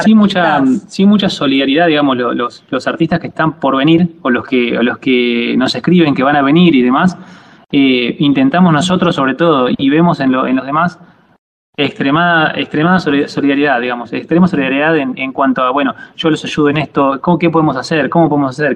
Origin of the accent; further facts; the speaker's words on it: Argentina; moved away as an adult; also born or lived in La Plata, Argentina; now in Italy; soy de Pebojó